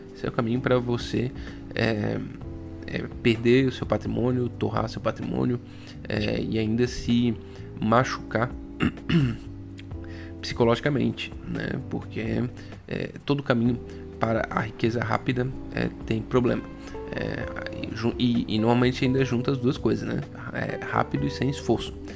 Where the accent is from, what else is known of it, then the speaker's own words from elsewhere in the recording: Brazil; porque a gente é brasileiro